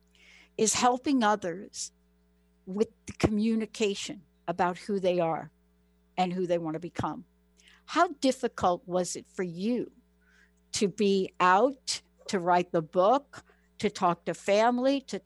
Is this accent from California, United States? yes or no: no; New York, United States; I'm from New York